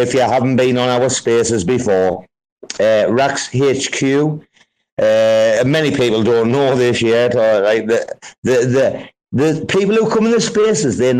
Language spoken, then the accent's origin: English; United Kingdom; moved away as an adult; now in Thailand; I'm from Blighty. It's my home.